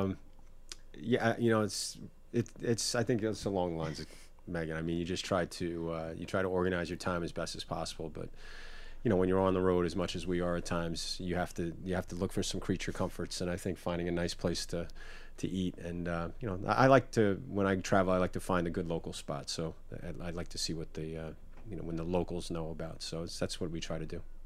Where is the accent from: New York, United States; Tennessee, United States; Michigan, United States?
New York, United States; growing up in New York and going to the Knicks